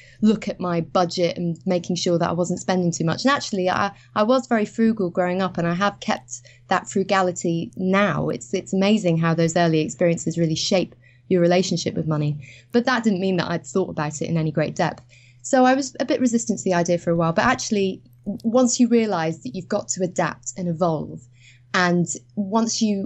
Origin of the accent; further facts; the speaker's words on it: Edinburgh, Scotland, United Kingdom; I actually trained as a musician when I grew up in Edinburgh.